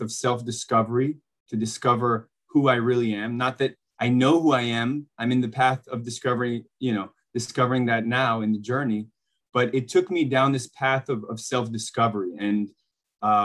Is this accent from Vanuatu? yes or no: no; Bosnia & Herzegovina; moved away; I grew up in Bosnia to two professional basketball players